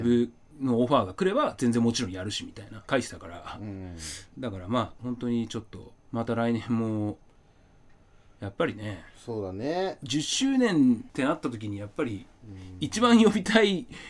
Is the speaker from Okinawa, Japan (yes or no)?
no; Asahikawa, Hokkaido, Japan; born or raised there